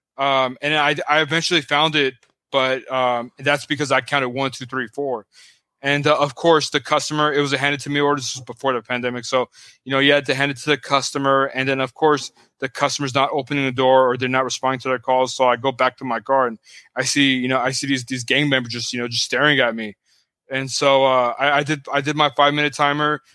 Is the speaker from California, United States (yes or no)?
yes; Pasadena, California, United States; also born or lived in Hollywood, Los Angeles / West San Fernando Valley; the first half of my life, I grew up in Pasadena.